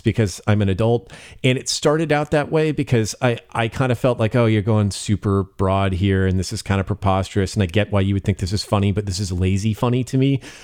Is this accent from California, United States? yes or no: yes; Bay Area, California, United States; moved away; I grew up in the Bay Area